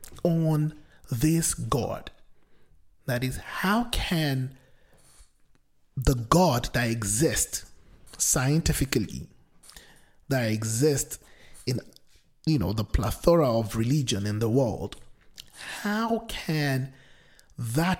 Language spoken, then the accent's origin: English; Nigeria; I come from the Nigerian culture or society, which is very pluralistic in nature